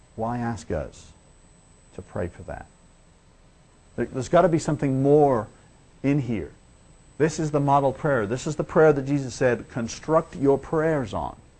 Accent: Liverpool, North West England, United Kingdom; I'm from Liverpool and we have a bad name in England if you're from Liverpool.

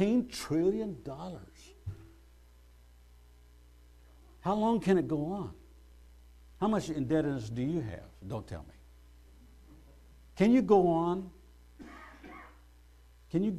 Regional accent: United States; I'm an American citizen.

